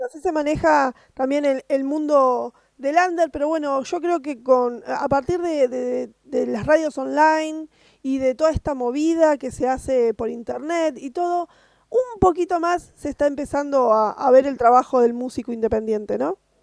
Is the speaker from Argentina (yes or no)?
yes; Argentina; yo soy de Argentina